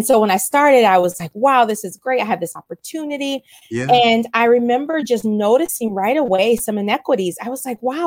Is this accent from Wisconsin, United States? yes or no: yes; Wisconsin, United States; moved away as an adult; also born or lived in Milwaukee, Wisconsin; now in Monrovia, United States; I was actually born and raised in Wisconsin